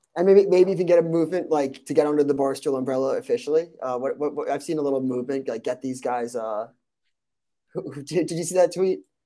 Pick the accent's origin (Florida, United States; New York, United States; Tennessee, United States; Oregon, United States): New York, United States; Long Island; I'm from Long Island